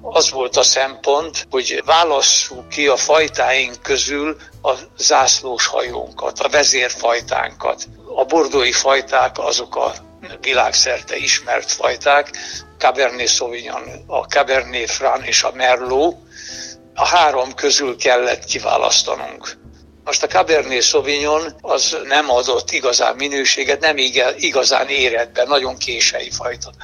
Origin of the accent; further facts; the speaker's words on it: Villány, Baranya, Hungary; also born or lived in Budapest; ez a szülőföldem